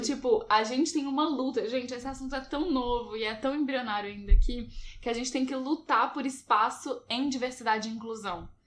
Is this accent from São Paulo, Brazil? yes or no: no; Belo Horizonte, Minas Gerais, Brazil; eu sou de BH